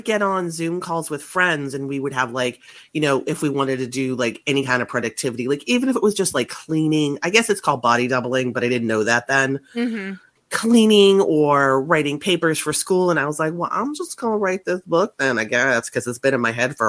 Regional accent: Massachusetts, United States; I am from Massachusetts. I still live in Massachusetts, right outside of Boston.

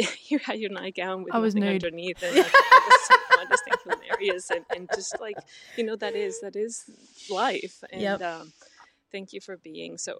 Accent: Mexico; I'm from Mexico, too.

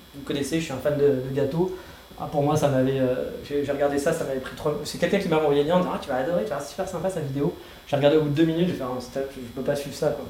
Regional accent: France; now in Kyoto, Japan; je suis français

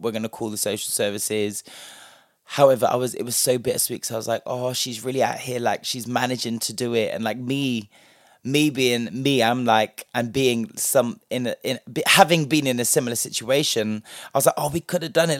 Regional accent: London, United Kingdom; a black British person who grew up, me personally, partially in London

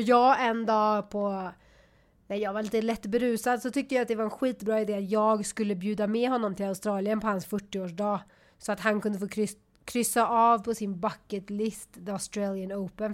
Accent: Sweden; jag är så svensk

